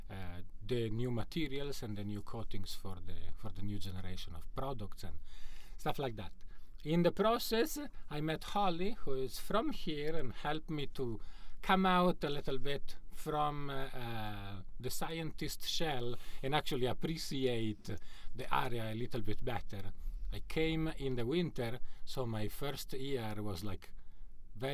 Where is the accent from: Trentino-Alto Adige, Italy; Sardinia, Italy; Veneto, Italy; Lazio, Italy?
Trentino-Alto Adige, Italy; Terlago; moved away as an adult; also born or lived in Fargo, North Dakota; now in United States; I'm from Italy, from the northeast of Italy, from a village called Terlago, so three lakes in the valley of the lakes